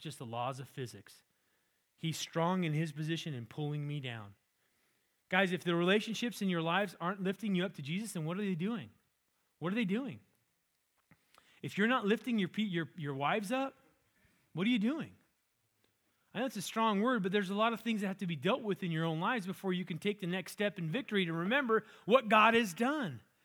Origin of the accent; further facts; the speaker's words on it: California, United States; I grew up in California, had an orange tree in the backyard